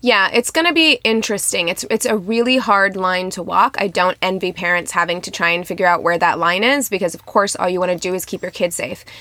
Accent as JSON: {"language": "English", "region": "Midwest", "country": "United States", "said": "I'm from the Midwest"}